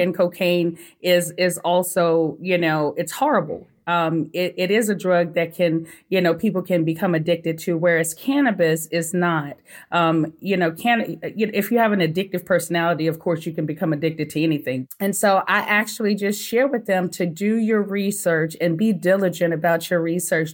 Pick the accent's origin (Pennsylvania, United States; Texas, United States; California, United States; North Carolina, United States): Texas, United States; Sugar Land; moved away as an adult; also born or lived in Colorado; I'm originally from Sugarland, Texas